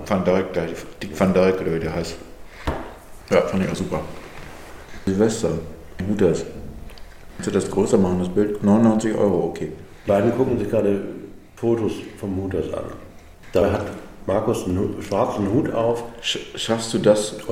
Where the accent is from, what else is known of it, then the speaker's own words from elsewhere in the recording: Cologne, North Rhine-Westphalia, Germany; Ich als Kölner.